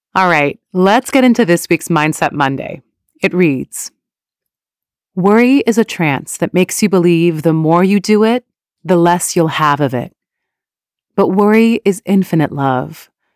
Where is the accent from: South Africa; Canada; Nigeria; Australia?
Canada; also born or lived in Iran; my family immigrated to Canada from Iran when I was quite young.